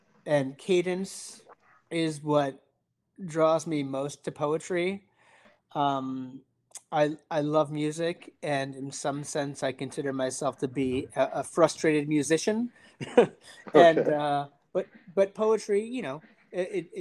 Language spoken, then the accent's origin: English; upstate New York, United States; moved away as an adult; now in Vermont, United States; I grew up in upstate New York